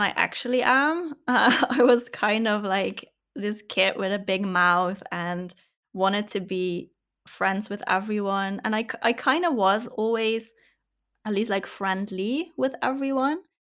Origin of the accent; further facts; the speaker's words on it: south of the Netherlands, Netherlands; I grew up in the south of the Netherlands